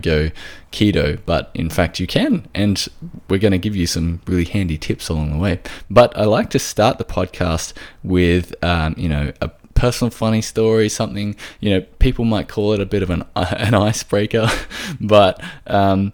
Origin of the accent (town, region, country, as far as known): Australia